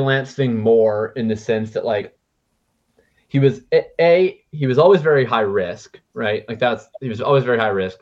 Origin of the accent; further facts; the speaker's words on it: Winnipeg, Manitoba, Canada; I'm from Winnipeg.